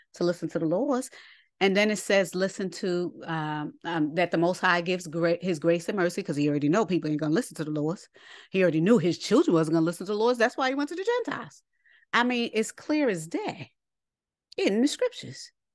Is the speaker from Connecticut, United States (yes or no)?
no; New York, United States; I'm from New York